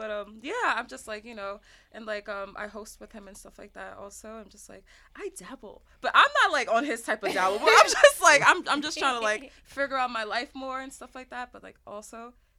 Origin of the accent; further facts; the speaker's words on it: New York City, New York, United States; I am also from New York, too, actually, but I'm from Coney.